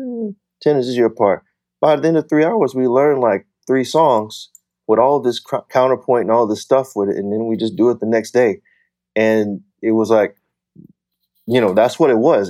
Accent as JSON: {"language": "English", "town": "Fort Smith", "region": "Arkansas", "country": "United States", "tie": "born or raised there", "also_born_or_lived": "Wichita Falls, Texas", "said": "I was born in Wichita Falls, Texas, and I moved to Fort Smith, Arkansas when I was about two years old"}